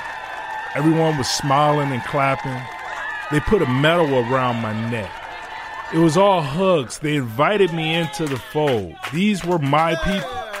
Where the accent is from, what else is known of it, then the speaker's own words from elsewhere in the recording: Detroit, Michigan, United States; I'm from Detroit